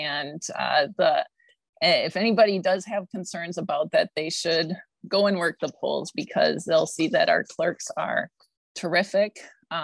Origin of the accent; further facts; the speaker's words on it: Wausau, Wisconsin, United States; also born or lived in Green Bay, Wisconsin / Madison, Wisconsin; now in Cottage Grove, United States; my mom and I moved to Wausau, where I grew up and graduated